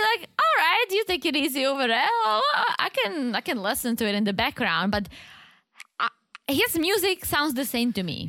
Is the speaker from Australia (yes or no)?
no; Czechia; English is a second language; moved away; I'm from the Czech Republic